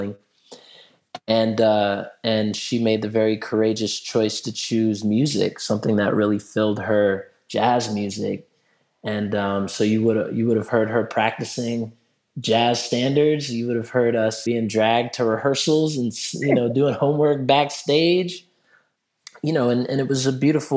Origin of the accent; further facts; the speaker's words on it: Durham, North Carolina, United States; I grew up in Durham, North Carolina